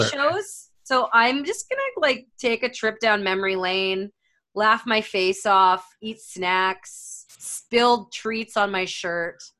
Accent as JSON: {"language": "English", "country": "Canada", "said": "I am Canadian"}